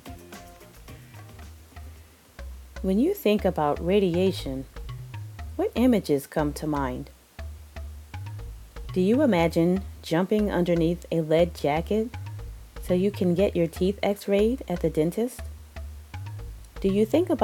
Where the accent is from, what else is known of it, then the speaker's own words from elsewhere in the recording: East Coast, United States; accent: East Coast; my East Coast accent